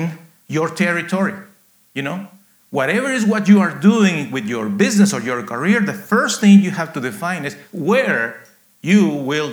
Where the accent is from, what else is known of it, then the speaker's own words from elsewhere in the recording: Guatemala; now in United States; I was born in Guatemala, actually in a coffee farm, very rural area